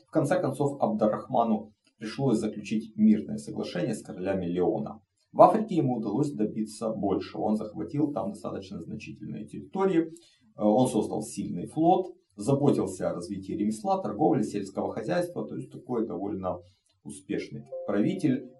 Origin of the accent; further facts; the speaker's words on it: Ukraine; moved away as an adult; Россия напала на мою страну, Украина в огне, а, мой родной город под бомбежками